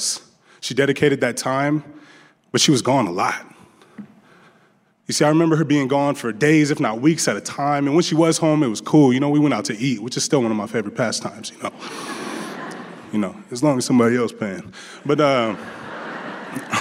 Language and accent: English; Des Moines, Iowa, United States; also born or lived in Las Vegas; I had a fairly simple life growing up in Des Moines.